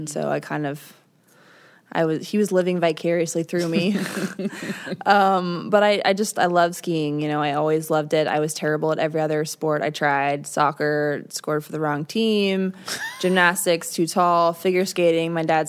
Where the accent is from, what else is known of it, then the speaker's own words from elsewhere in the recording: Midwest, United States; Well, we are from the Midwest, so, you know.